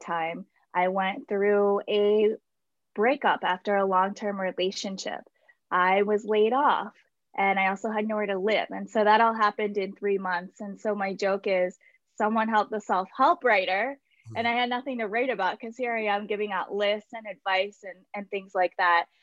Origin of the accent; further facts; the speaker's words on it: Baltimore, Maryland, United States; I am from Baltimore. And I grew up and lived around the area in Locust Point and Federal Hill for uh, many years